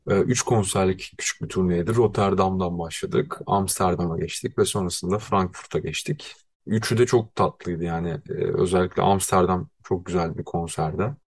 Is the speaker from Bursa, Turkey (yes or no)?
yes; Bursa, Turkey; moved away; Kendi memleketime gidiyorum